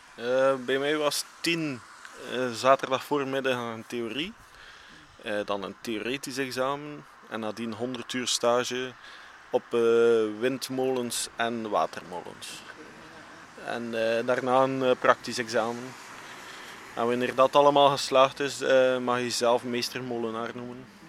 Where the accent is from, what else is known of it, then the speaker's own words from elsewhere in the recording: Wervik, Flanders, Belgium; we zijn alle drie van Wervik